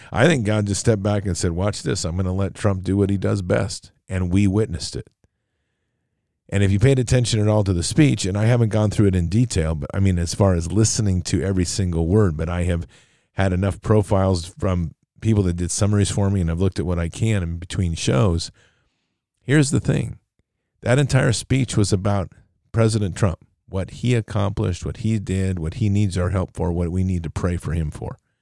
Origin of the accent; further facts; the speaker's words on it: United States; as an American public